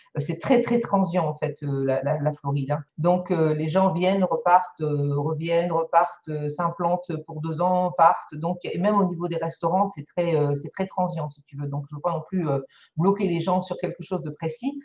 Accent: Lille, Hauts-de-France, France; accent: ch'ti; moved away as an adult; now in Miami, United States; je suis native de Lille en France, donc le ch'ti du ch'ti

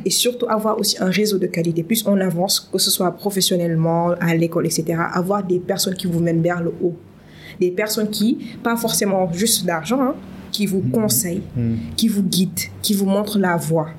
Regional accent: Dakar, Senegal; je suis née, j'ai grandi ici, mm. au Sénégal, à Dakar plus précisément

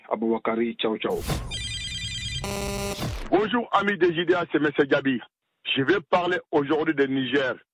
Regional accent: Mali; Moi, je suis en tant que Malien.

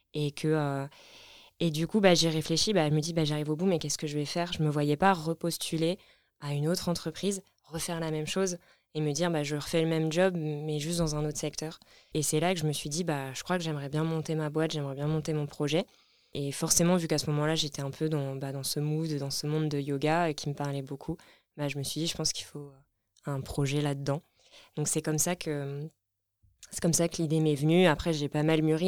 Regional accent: Lorraine, Grand Est, France; moved away as an adult; also born or lived in Nancy / Grenoble; now in Paris, France; je viens de Lorraine, dans l'est de la France.

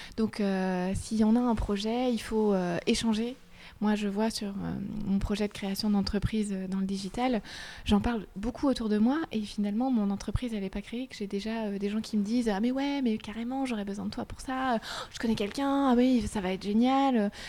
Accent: Brittany, France; je suis bretonne et je suis fière de ma région

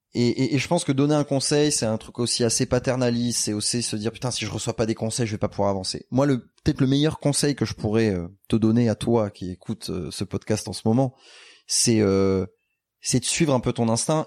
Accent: Bordeaux, Nouvelle-Aquitaine, France; moved away; also born or lived in Paris; nous on est bordelais

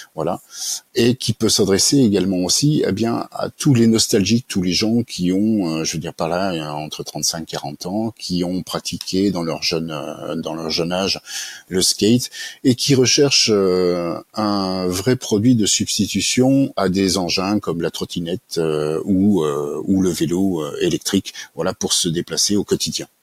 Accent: Annemasse, Auvergne-Rhône-Alpes, France; also born or lived in Montauban / Annecy / Toulouse; j'ai passé ma plus tendre enfance dans les Alpes, en Haute-Savoie, notamment sur Annemasse

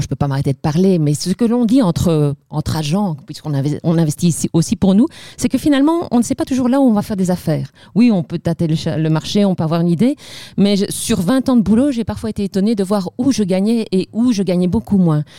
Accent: Liège, Wallonia, Belgium; accent: Liège; Je suis liégeoise d'origine, ça mhm. s'entend, je ne peux pas le cacher.

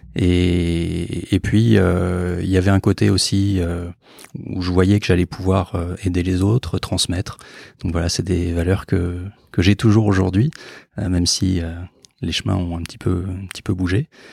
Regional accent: Bordeaux, Nouvelle-Aquitaine, France; moved away as an adult; also born or lived in Antilles / Île-de-France; now in Marseille, France; je suis originaire de Bordeaux, j'ai fait mon internat aux Antilles, ensuite j'ai vécu en région parisienne et maintenant je suis à Marseille

